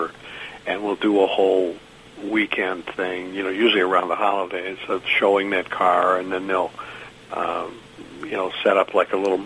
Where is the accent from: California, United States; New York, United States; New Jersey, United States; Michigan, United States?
Michigan, United States; outside of Detroit; I grew up outside of Detroit